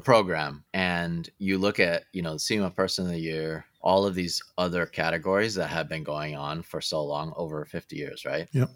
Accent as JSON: {"language": "English", "region": "Southern California", "country": "United States", "tie": "born or raised there", "said": "I grew up in Southern California"}